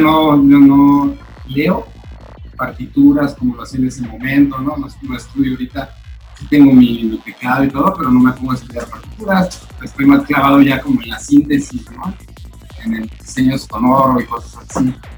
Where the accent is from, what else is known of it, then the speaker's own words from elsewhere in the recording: Michoacán, Mexico; now in Playa del Carmen, Mexico; origen michoacano, platicando actualmente en Playa del Carmen.